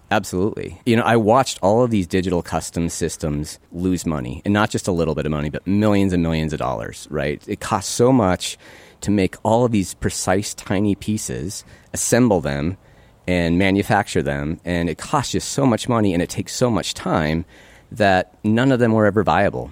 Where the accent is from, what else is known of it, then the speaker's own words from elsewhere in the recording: Great Falls, Montana, United States; moved away as an adult; also born or lived in Minnesota; one of the closest dental schools to where I grew up, fourteen hours away from Great Falls